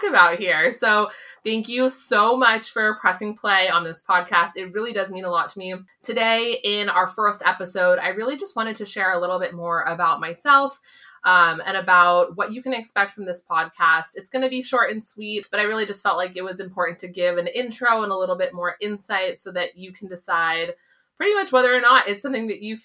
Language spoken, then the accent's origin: English; San Diego, California, United States; moved away as an adult; now in Boston area, United States; I grew up in California